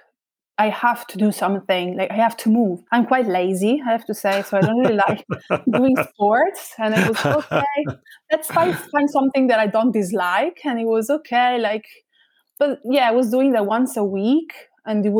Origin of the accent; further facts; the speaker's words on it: Modena, Emilia-Romagna, Italy; English is a second language; also born or lived in Leipzig, Germany; I'm from Modena originally. Both my parents are from here, from the area. So I consider myself 100% Modenese.